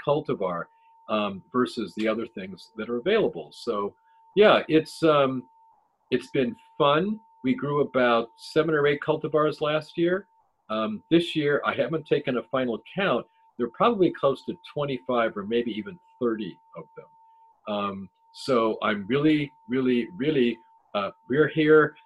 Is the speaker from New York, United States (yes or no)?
no; Ohio, United States; I'm from Ohio